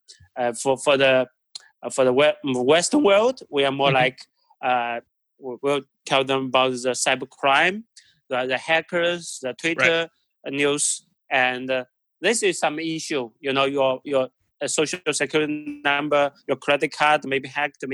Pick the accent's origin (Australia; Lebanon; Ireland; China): China; moved away; I'm originally from China